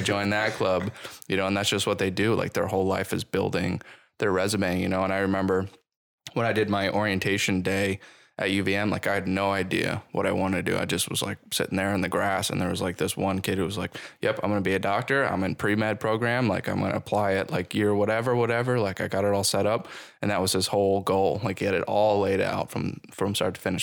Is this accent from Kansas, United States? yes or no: no; Buffalo, New York, United States; now in Burlington, United States; I'm from Buffalo